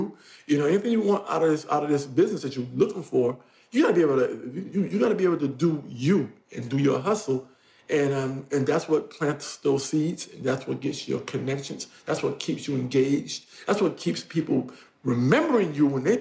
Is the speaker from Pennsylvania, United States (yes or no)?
no; New York, United States; I'm a New Yorker